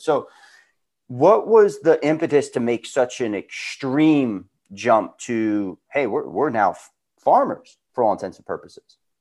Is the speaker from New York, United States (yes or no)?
yes; Long Island, New York, United States; moved away as an adult; now in California, United States; We're both boys from Long Island, New York, who made our way out to California